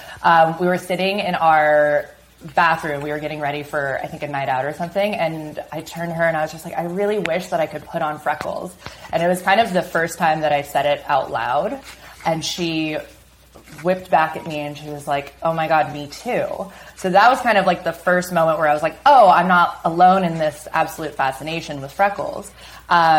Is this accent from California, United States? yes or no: no; Seattle, Washington, United States; also born or lived in East Los Angeles; now in Los Angeles, United States; growing up in Seattle, you know, there's not a lot of sun